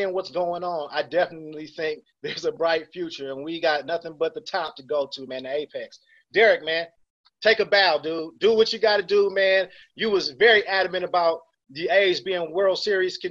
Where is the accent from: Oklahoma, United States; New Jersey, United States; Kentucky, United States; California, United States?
California, United States; Oakland; I'm from Oakland